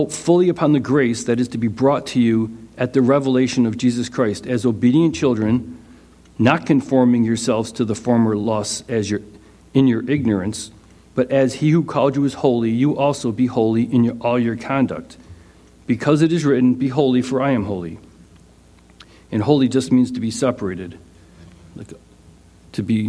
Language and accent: English; United States; as an American